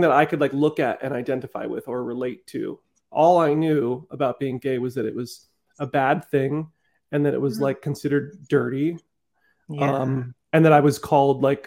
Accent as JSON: {"language": "English", "region": "Southern California", "country": "United States", "tie": "born or raised there", "also_born_or_lived": "Netherlands", "said": "I came here when I was like 5 years old. I grew up in Southern California"}